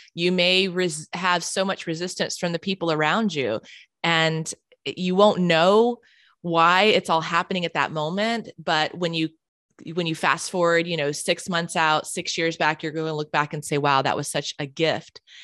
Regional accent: Charlotte, North Carolina, United States; moved away as an adult; now in San Diego, United States; I grew up in Charlotte, North Carolina

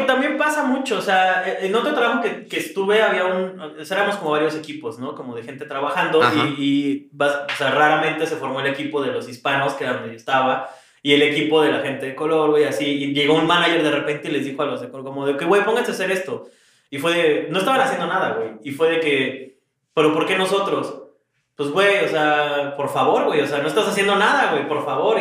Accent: Mexico; moved away; pues mexicano

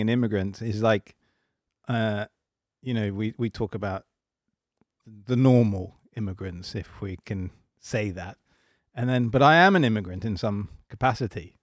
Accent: England, United Kingdom; moved away as an adult; also born or lived in London; now in Sweden; I am English. I live in Sweden.

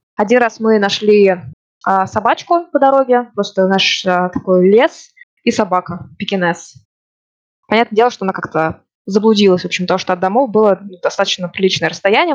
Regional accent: Ufa, Bashkortostan, Russia; moved away as an adult; also born or lived in Moscow, Russia; now in Norway; я родом из Уфы

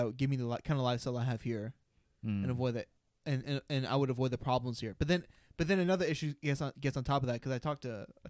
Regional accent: United States; I like being American

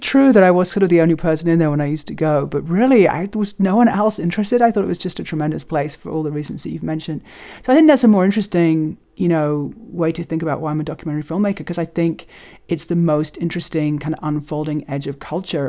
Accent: London, United Kingdom; moved away as an adult; also born or lived in New York; Growing up in London

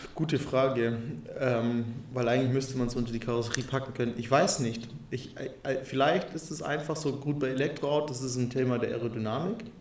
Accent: Allgäu / Unterallgäu, Bavaria, Germany; moved away; meine Heimatregion

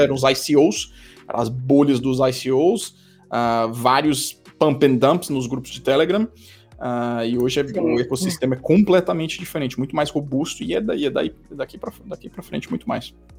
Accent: Brazil; moved away as an adult; now in Switzerland; eu sou um brasileiro, mas eu moro na Suíça há quase 10 anos, saí do Brasil mais de 15 anos atrás

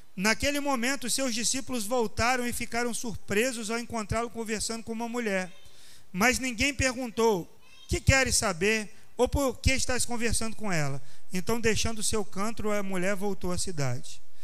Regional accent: Minas Gerais, Brazil; accent: mineiro (not carioca); also born or lived in Rio de Janeiro; eu tenho mais assim é, identificação com, com Minas Gerais

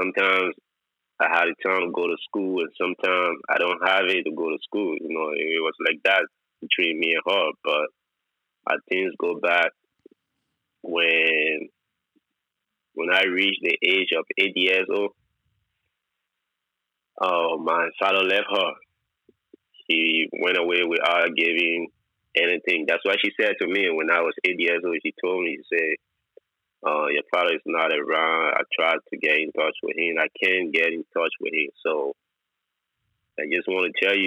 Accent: Monrovia, Liberia; moved away as an adult; also born or lived in Indonesia; I was born in Liberia

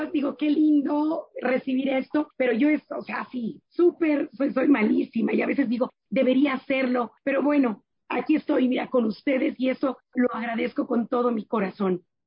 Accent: Mexico; also born or lived in Germany; lo que somos como mexicanos

